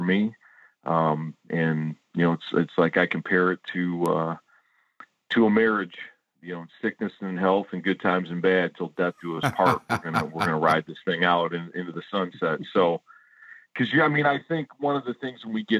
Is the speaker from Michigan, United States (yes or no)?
yes; Warren, Michigan, United States; I grew up in Warren, Michigan